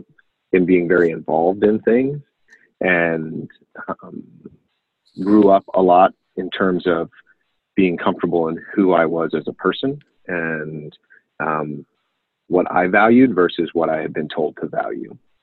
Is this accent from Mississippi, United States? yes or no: no; Pittsburgh, Pennsylvania, United States; I grew up in Pittsburgh, South Hills of Pittsburgh, traditional suburban life